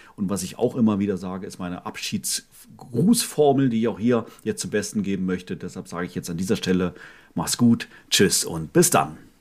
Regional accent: Northern Germany, Germany; meine Kindheit war ja in Norddeutschland

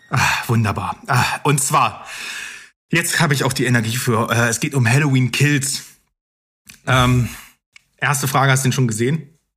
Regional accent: East Germany, Germany; bei uns im Osten

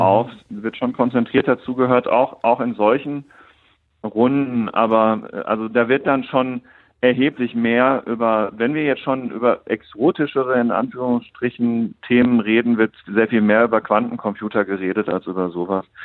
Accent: Germany; wir in Deutschland

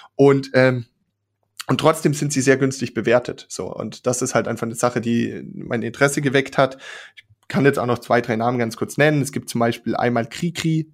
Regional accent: Germany; als Deutsche

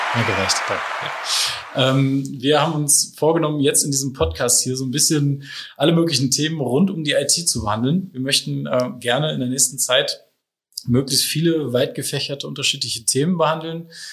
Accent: Ratingen, North Rhine-Westphalia, Germany; moved away as an adult; now in Hamburg, Germany; Ich bin ähm, ursprünglich aus NRW, aus Rating und ähm, bin im März mit meiner Frau meiner Tochter nach Hamburg gezogen

